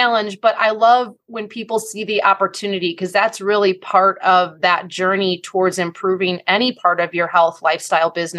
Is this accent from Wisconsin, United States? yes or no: yes; Wisconsin, United States; I am from the Midwest. Go Team Wisconsin.